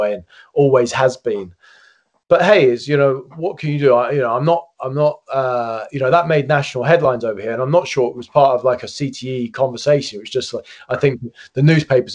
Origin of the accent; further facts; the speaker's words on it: United Kingdom; as a British guy